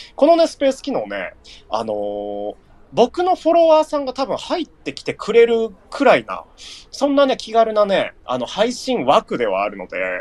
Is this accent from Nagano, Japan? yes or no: yes; Nagano, Japan; まあ僕は長野県民なんですけど